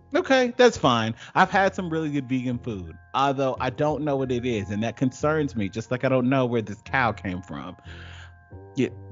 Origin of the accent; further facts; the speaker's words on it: Georgia, United States; I'm not like a transplant that moved to Georgia and left to talked about it. I'm from there, and rooted there